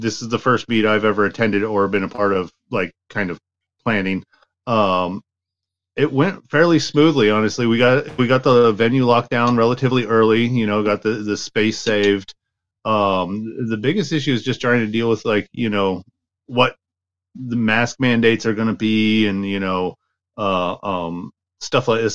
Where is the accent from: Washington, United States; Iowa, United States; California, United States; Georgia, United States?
Washington, United States; it's in my home state